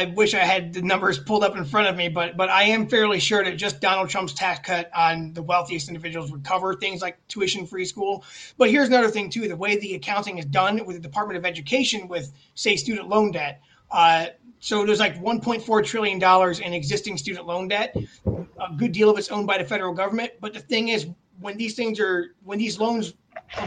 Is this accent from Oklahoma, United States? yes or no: no; Elyria, Ohio, United States; now in Westlake, United States; I grew up in Elyria.